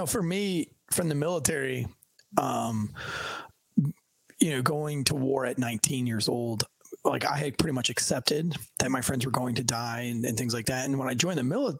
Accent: Kentucky, United States; like you're in the military and I'm from Kentucky, you know what I mean?

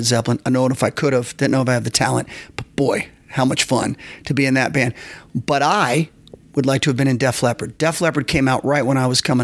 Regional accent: Florida, United States; moved away as an adult; also born or lived in New York; now in Nashville, United States; I'm from Florida. I'm 19 or 20.

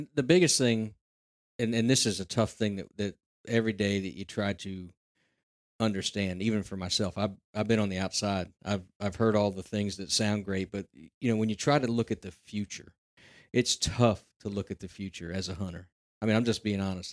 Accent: Central Pennsylvania, United States; I'm from Central Pennsylvania and been around the hunting circles

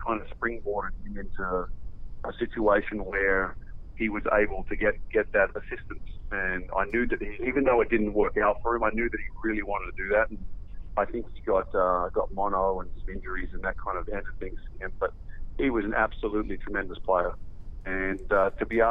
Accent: Australia; now in Las Vegas, United States; we grew up learning doubles in Australia

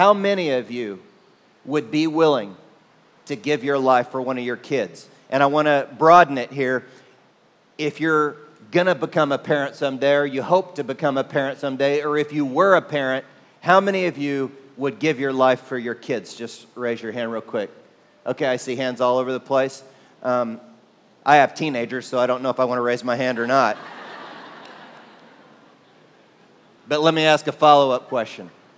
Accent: Oklahoma, United States; now in San Antonio, United States; when I was growing up in Oklahoma, in a part of the country known as Tornado Alley

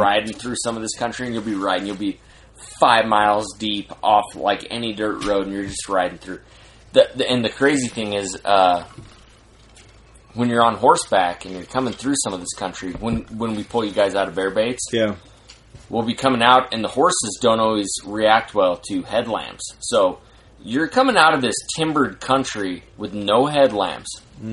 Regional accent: Salt Lake City, Utah, United States; I'm from Salt Lake City, Utah

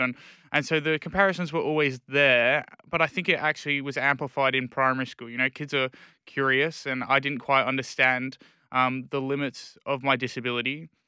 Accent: Perth, Western Australia, Australia; born or raised there; also born or lived in England

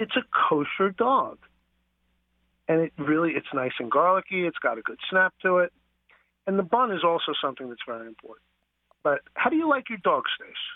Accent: New York City, New York, United States; I grew up on Nathan's hot dogs in Coney Island

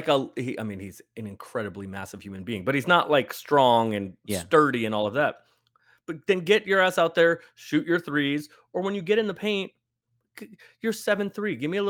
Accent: San Francisco, California, United States; I grew up in San Francisco.

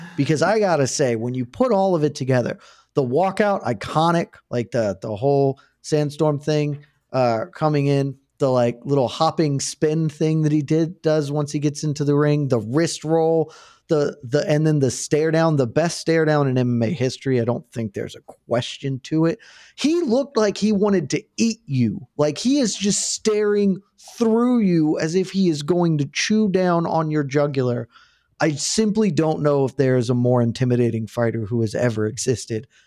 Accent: United States; I'm very American.

